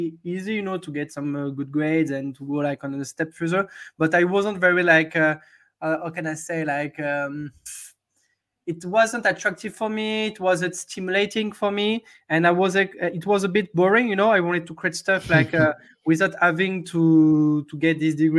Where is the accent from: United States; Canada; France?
France; Hossegor, Nouvelle-Aquitaine; also born or lived in London; now in Paris, France; I'm from a little town in the southwest of France. The name of the town is Osegor